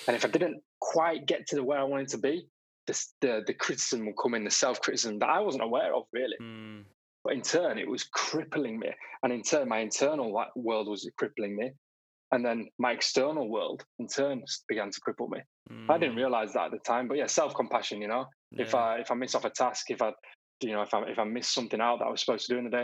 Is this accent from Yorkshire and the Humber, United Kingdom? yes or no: yes; Bradford, Yorkshire and the Humber, United Kingdom; also born or lived in Leeds / Hertfordshire; I was brought up in a place called Bradford. Not many people have heard of Bradford. Bradford near Leeds. And then when I was 16, moved over to Leeds